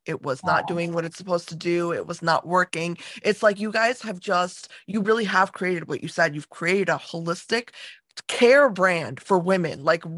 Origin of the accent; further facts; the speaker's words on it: United States; I, I grew up in America